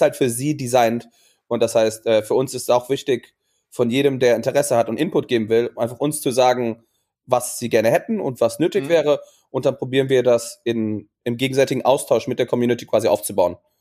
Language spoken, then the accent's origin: German; Germany; moved away as an adult; also born or lived in Maastricht / Portugal; ich bin auf dem Land groß geworden